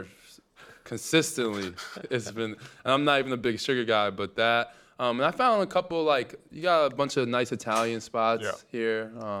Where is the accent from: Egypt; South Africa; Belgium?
Egypt; Well, back then, it was a very different country. We were under a dictator for 30 years of Hosni Mubarak. It's a beautiful place today.